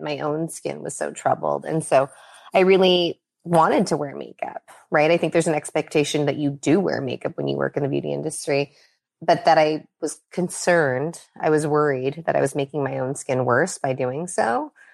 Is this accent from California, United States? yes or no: yes; Los Angeles, California, United States; also born or lived in Minnesota; I was born actually in Minnesota. Um, so not on the West Coast, um, but we, we came to California really early in my childhood, and I've been here since I was six. Um, and I've lived on the west side of L